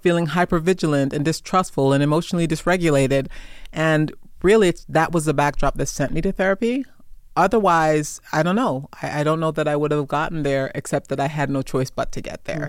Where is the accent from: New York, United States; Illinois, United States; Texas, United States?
New York, United States; New York City; moved away; also born or lived in Jamaica; I am a Jamaican immigrant. I am a Persian Gulf desert, desert storm veteran, prior service Marine. I grew up in Brooklyn, New York